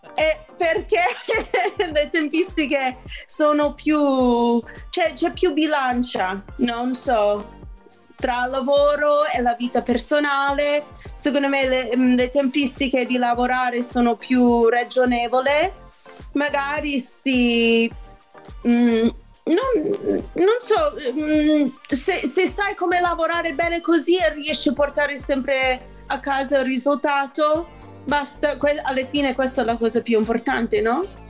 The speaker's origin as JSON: {"language": "Italian", "region": "New York", "country": "United States", "tie": "born or raised there", "second_language": "Italian", "moved": "as an adult", "lives_now": "Italy", "said": "io sono cresciuta a New York"}